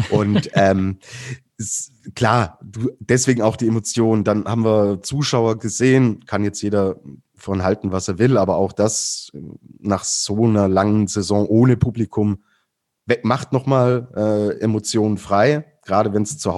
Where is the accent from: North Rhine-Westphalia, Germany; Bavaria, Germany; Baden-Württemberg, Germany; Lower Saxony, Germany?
Baden-Württemberg, Germany; ich komme ja aus dem Schwäbischen und bei uns gibt es das schöne Geschmäckle.